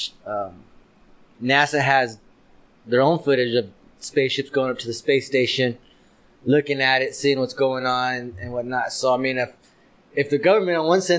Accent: Arizona, United States; I'm born and raised in Arizona

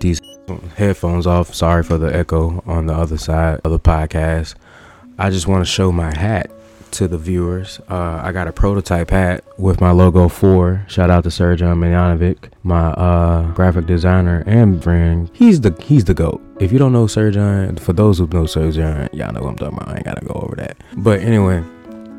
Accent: Louisiana, United States; I am from the South, Louisiana

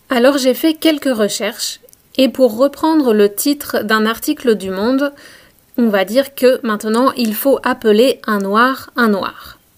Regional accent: France; now in Canada; Quand je suis partie de France en 2008, et parce que j'ai vécu au Canada anglophone

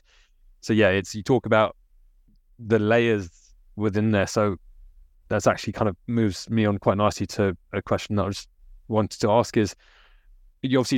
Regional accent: United Kingdom; So the reasons for me as a British Indian is going to be different to you as a British Pakistani, right?

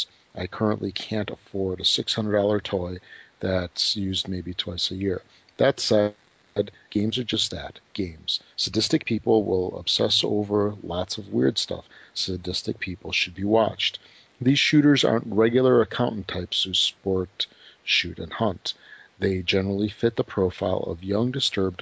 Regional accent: Chicago, Illinois, United States; I was born in Chicago. I mean, I've been here pretty much forever.

